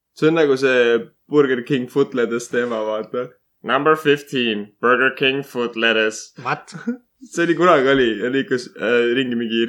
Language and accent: Estonian; Estonia; ma olen eestlane